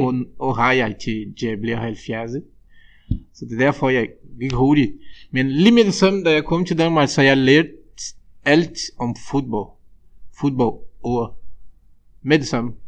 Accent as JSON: {"language": "Danish", "country": "Brazil", "second_language": "Danish", "moved": "as an adult", "lives_now": "Denmark", "said": "vi som brasilianere"}